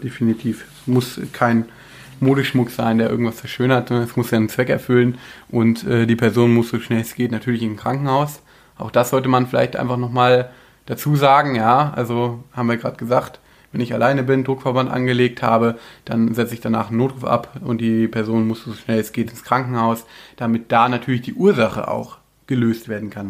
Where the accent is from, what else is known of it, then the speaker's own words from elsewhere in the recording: Germany; bei uns in Deutschland